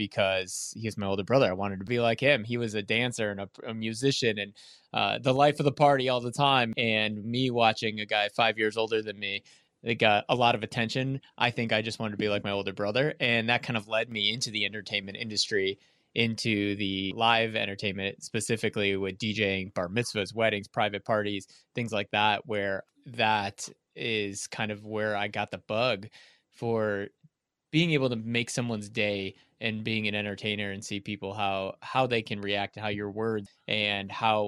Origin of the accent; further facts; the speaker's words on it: Chicago, Illinois, United States; moved away as an adult; claiming it as my hometown